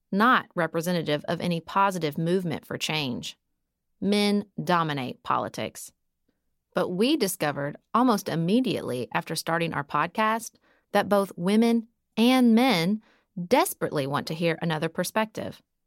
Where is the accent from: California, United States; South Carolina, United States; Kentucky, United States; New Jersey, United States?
Kentucky, United States; Paducah; moved away as an adult; also born or lived in Washington, D.C.; move to my hometown of Paducah, Kentucky